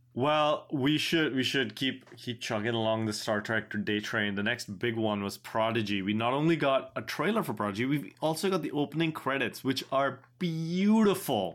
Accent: India; I am an Indian person, born in India

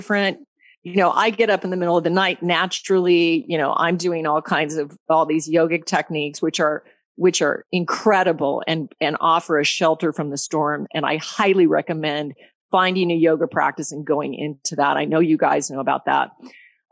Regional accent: Alaska, United States; also born or lived in Colorado; I was born in Colorado and then raised in Alaska. I moved to Alaska when I was 9.

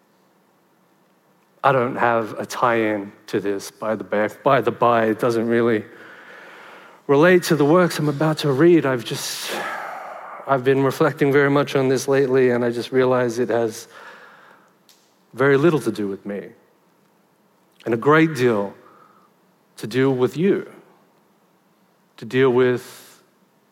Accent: Sydney, New South Wales, Australia; And I was born in Liverpool, in Western Sydney.

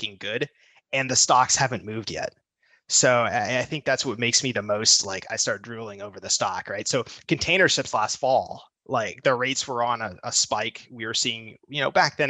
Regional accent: United States; I'm an American citizen.

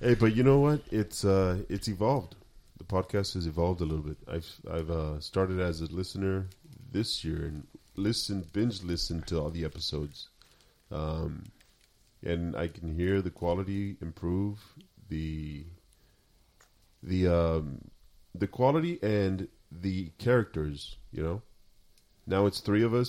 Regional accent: Sinaloa, Mexico; moved away; we're from Sinaloa.

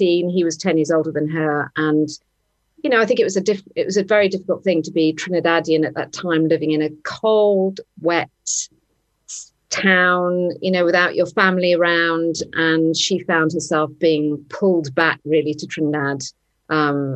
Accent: Sligo, Connacht, Ireland; I was born in Sligo.

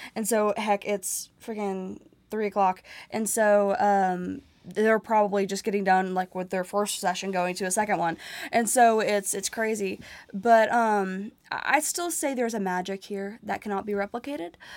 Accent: Nashville, Tennessee, United States; it's my hometown

